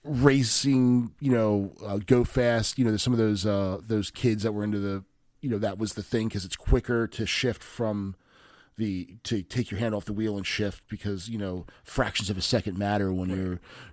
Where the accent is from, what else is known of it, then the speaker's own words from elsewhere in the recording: United States; I grew up in Frederick County.